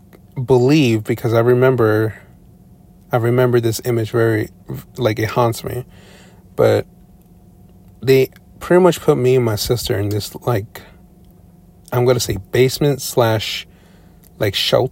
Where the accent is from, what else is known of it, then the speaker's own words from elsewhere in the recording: Long Island, New York, United States; I was born and raised in New York, specifically Long Island, New York